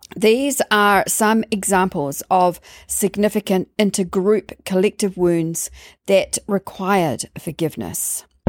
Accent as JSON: {"language": "English", "region": "London", "country": "United Kingdom", "tie": "born or raised there", "said": "growing up in London"}